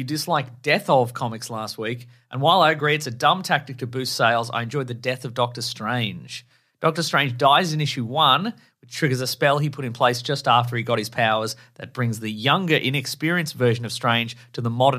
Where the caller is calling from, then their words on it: Portland, Oregon, United States; I'm … from Portland, Oregon, and I've been listening and re-listening to you guys and Claire on that other less successful podcast.